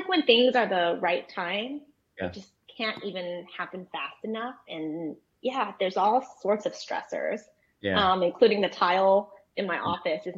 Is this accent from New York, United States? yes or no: no; Palos Verdes, California, United States; I actually grew up in Los Angeles. So in Palos Verdes, California.